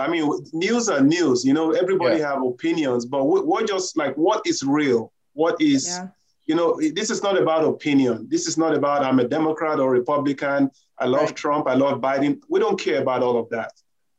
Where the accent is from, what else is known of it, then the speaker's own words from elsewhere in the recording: Nigeria; now in United States; if I can come from Nigeria and be in a position where I'm